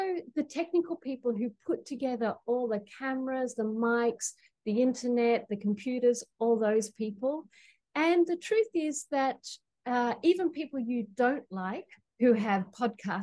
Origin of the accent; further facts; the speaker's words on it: Australia; now in Queensland, Australia; I'm calling from Gubbi Gubbi Country in Queensland. So as you can tell, I am from down under.